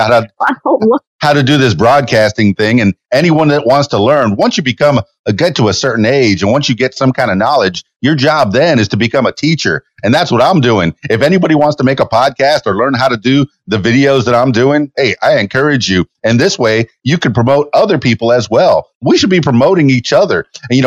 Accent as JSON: {"language": "English", "town": "Miami", "region": "Florida", "country": "United States", "moved": "yes", "lives_now": "Central Arkansas, United States", "said": "I'm from Miami, Florida, where it was all blue and ocean"}